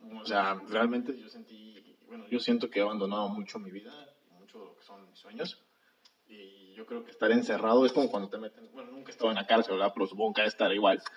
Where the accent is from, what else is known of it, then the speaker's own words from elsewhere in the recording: Mexico; como mexicanos